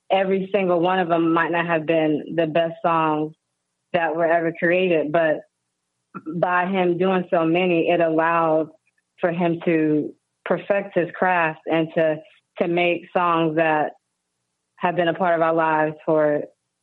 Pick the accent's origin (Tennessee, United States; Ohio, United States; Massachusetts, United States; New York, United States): New York, United States; New York City; moved away; also born or lived in Houston / Los Angeles; I'm from New York, but I've lived in Houston